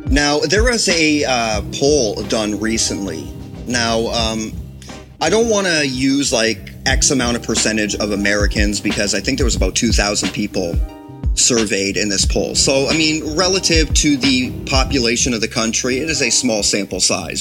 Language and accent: English; Ontario, Canada; as a Canadian